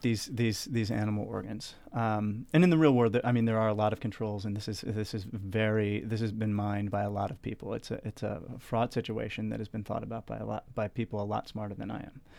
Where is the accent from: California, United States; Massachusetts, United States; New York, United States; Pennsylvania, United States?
Pennsylvania, United States; York; moved away; also born or lived in Washington, D.C.; grew up in York, Pennsylvania, which is about forty minutes north of Baltimore